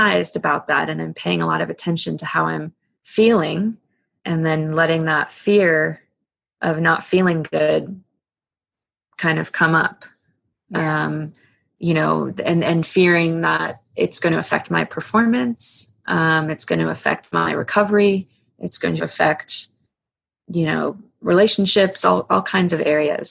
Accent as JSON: {"language": "English", "region": "East Coast", "country": "United States", "tie": "born or raised there", "said": "I grew up on the East Coast"}